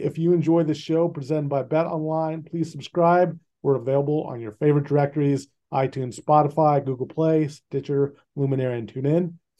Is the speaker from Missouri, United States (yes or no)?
yes; Kansas City, Missouri, United States; I grew up in Kansas City, reading your stuff in the Kansas City Star